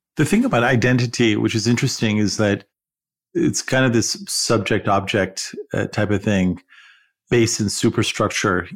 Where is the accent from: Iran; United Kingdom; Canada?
Iran; also born or lived in California; now in United States; someone say, "Where are you from?" And I'd say, "Iran."